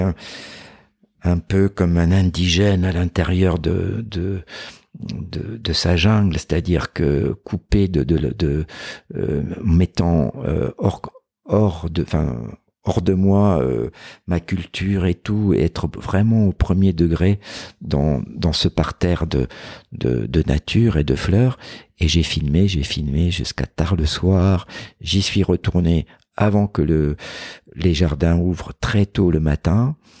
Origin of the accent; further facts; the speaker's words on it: Corsica, France; chez moi en Corse